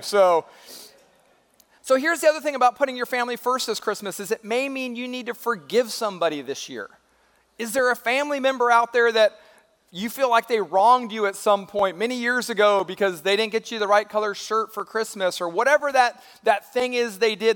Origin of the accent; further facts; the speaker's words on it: California, United States; moved away as an adult; now in Georgia, United States; I'm originally from California